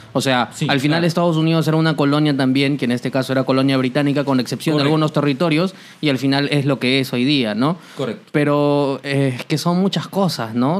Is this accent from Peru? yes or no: yes; Peru